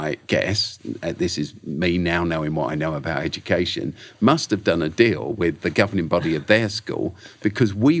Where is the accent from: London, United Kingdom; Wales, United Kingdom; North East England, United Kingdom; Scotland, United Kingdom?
London, United Kingdom; We grew up in South London, lived in South London, where I still live, in fact